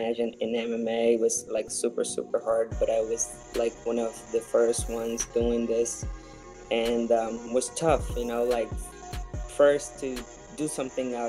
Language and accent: English; Northeast Region, Brazil; moved away; So I'm from Brazil. I was born in the northeast of Brazil in a very small town close to the Amazon area. Grew up in a traditional family